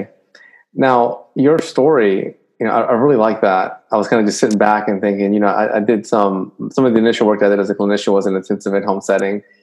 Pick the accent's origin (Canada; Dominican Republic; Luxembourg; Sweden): Dominican Republic; moved away; I'm from Dominican Republic, and whenever I go back there